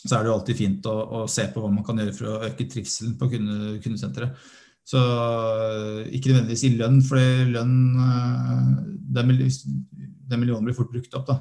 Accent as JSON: {"language": "Norwegian", "country": "Norway", "said": "vi er nordmenn"}